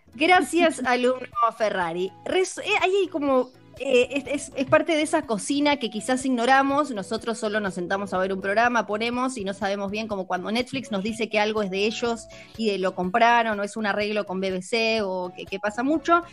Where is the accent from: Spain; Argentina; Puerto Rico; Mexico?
Argentina; soy Argentina